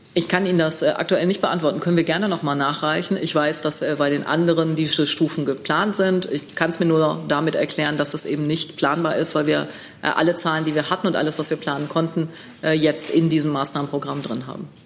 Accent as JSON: {"language": "German", "town": "Münster", "region": "North Rhine-Westphalia", "country": "Germany", "said": "ich komme aus Münster."}